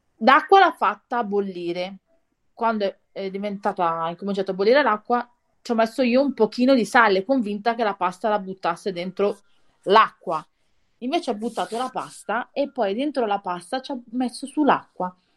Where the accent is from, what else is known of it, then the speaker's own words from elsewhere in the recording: near Novara, Piedmont, Italy; also born or lived in Milan; quando sono nata io eravamo a Milano e poi ci siamo trasferiti verso Novara.